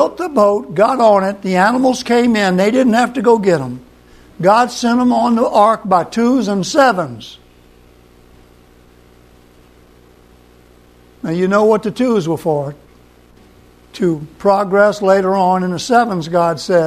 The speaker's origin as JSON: {"language": "English", "area": "Cocodrilo", "region": "Louisiana", "country": "United States", "said": "I'm from Cocodrilo, Louisiana"}